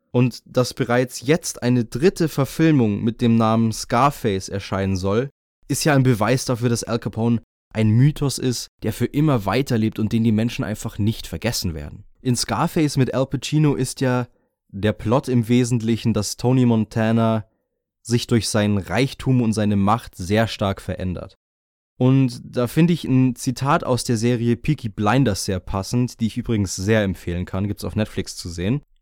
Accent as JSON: {"language": "German", "region": "Bavaria", "country": "Germany", "said": "Für mich als Bayer ist es wirklich undenkbar, eine Zeit zu durchleben, in der Alkohol illegal ist."}